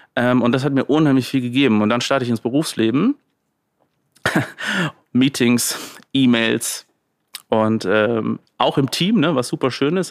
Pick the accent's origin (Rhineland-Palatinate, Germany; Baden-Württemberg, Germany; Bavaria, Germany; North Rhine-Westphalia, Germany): Rhineland-Palatinate, Germany; Landau; Also Landau in der Pfalz. Ähm, bin immer noch gerne da. Ähm, bin ich aufgewachsen